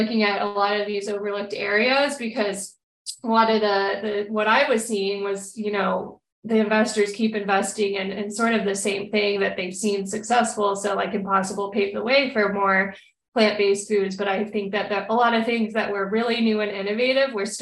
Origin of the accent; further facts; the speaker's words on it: Texas, United States; I'm born and raised in Texas